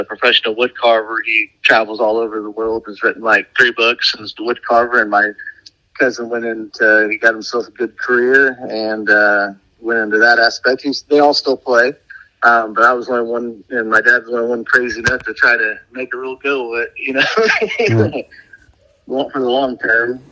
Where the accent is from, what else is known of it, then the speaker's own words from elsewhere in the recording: Midwest, United States; now in St. Louis, United States; we're from the Midwest